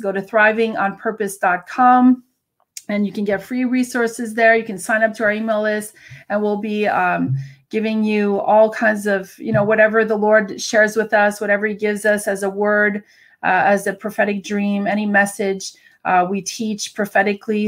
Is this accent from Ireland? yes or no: no; Canada; I'm a Canadian